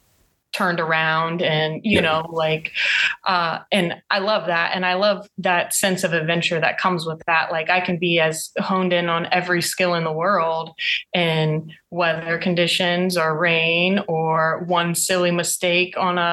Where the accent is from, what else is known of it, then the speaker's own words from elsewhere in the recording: Ohio, United States; I'm from Ohio